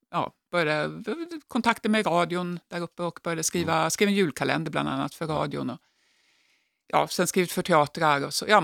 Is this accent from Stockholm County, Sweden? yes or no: yes; Jakobsberg, Stockholm County, Sweden; also born or lived in Skåne / Norrbotten; Jag är uppvuxen delvis i Stockholm, så jag, men jag är född i Skåne och har bott uppe i Norrbotten.